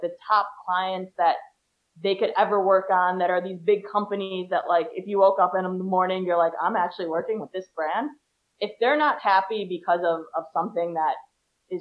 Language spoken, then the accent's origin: English; Chicago, Illinois, United States; now in Israel; I'm from Chicago